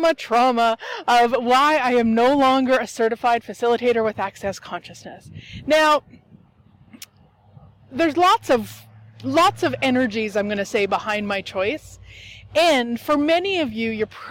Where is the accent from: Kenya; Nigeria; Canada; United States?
Canada; Turtleford, Saskatchewan; my hometown is actually Turtleford, Saskatchewan, Canada